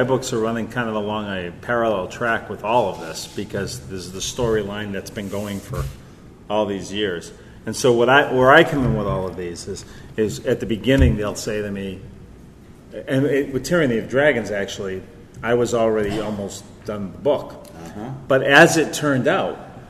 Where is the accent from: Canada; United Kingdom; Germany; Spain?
Canada; I'm Canadian.